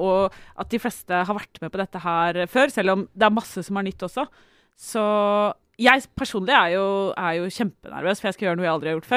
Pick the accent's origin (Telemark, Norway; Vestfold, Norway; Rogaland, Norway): Telemark, Norway; Jeg er telemarking, men jeg flytta dit litt uh, for seint.